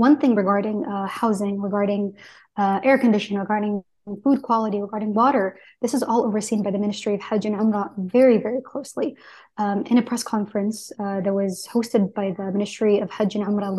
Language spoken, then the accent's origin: English; Texas, United States; I grew up in Texas